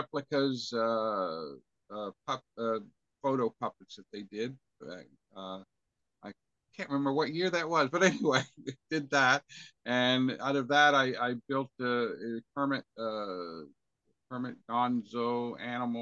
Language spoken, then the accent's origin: English; Linden, Nova Scotia, Canada; I was born and raised around Linden, which is 20 miles between outside of Amherst, Nova Scotia. I grew up in a farming community kind of thing